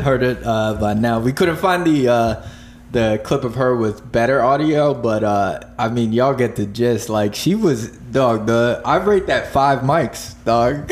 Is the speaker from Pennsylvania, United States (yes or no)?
yes; near Stroudsburg, Pennsylvania, United States; now in Philadelphia, United States; Stroudsburg, like uh or not that's not my hometown, but like the, say, the oh, most populated place near fucking uh the town that I lived